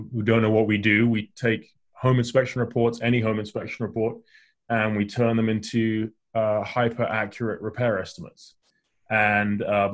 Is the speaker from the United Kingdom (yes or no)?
yes; England, United Kingdom; moved away; I grew up in England